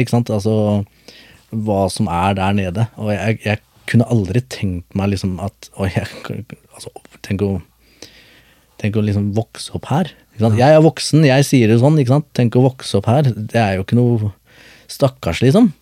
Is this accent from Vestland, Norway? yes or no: no; Skien, Telemark, Norway; also born or lived in Bogotá, Colombia; Jeg er fra Colombia, mm. eh, men jeg er vokst opp på Gulset